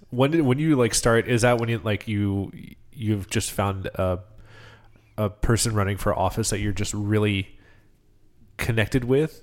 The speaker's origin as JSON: {"language": "English", "region": "New York", "country": "United States", "said": "I'm from New York"}